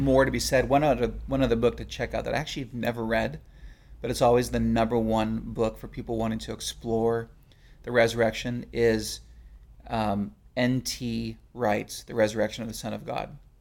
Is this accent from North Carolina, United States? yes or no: no; California, United States; I'm from California